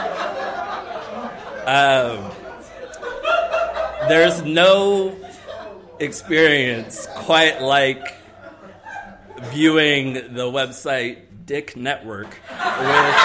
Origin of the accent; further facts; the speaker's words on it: South Carolina, United States; moved away as an adult; now in Columbus, United States; I am from the South. I've only lived here for 2 years, so I am from South Carolina